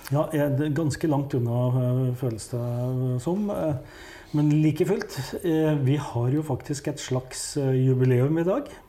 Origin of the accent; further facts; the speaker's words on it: Hedmark, Innlandet, Norway; jeg kommer jo fra Hedmark